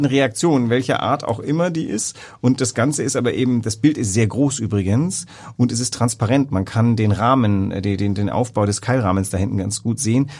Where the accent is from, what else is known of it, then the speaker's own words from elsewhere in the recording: West Germany, Germany; als Wessi